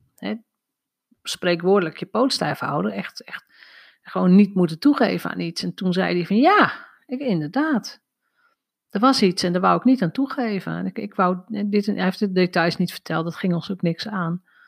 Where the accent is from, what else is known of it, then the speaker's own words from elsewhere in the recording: North Drenthe, Netherlands; Ik ben opgegroeid in Noord-Drenthe.